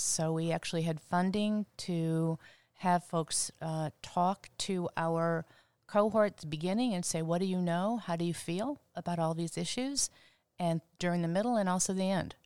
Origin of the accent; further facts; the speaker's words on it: Cleveland, Ohio, United States; moved away as an adult; also born or lived in Cincinnati; I am from Cleveland.